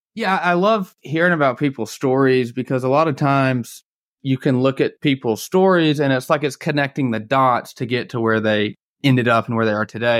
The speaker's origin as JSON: {"language": "English", "town": "Atlanta", "region": "Georgia", "country": "United States", "said": "I'm from the Atlanta area"}